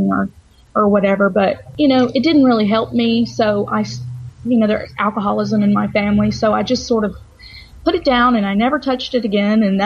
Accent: Georgia, United States; born and raised in Georgia

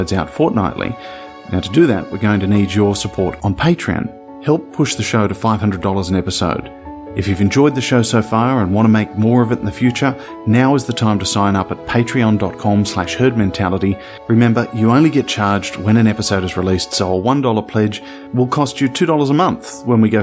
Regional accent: Australia; I'm from Australia.

